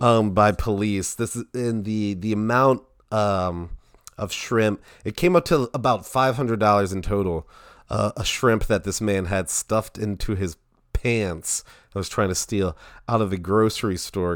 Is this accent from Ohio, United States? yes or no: no; Towson, Maryland, United States; I'm from Towson